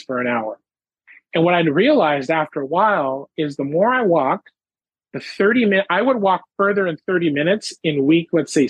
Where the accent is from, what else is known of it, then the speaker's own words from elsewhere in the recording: Ottawa, Ontario, Canada; now in Nova Scotia, Canada; my hometown, Ottawa, Ontario